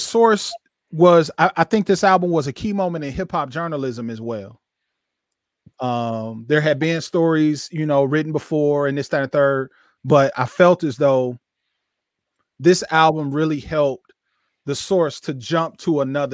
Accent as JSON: {"language": "English", "town": "Flint", "region": "Michigan", "country": "United States", "tie": "born or raised there", "said": "I grew up in Flint. Flint, 130,000 people, 50 minutes north of Detroit"}